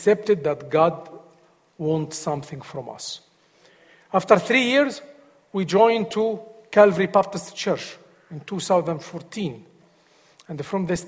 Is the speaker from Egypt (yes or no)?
yes; Egypt; English is a second language; moved away as an adult; now in United States; I am from Egypt